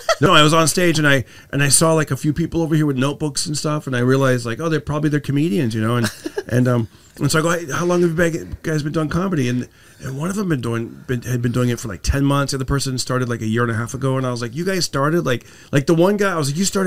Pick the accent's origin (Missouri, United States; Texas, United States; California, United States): California, United States; Fresno; now in Los Angeles, United States; I grew up in, California, but okay. He would, in Fresno